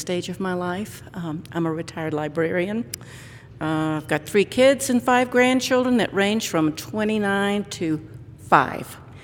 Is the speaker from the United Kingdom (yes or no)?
no; Baton Rouge, Louisiana, United States; also born or lived in Boulder, Colorado; now in Longmont, United States; I was born in Baton Rouge, Louisiana, but have lived most of my adult life in Boulder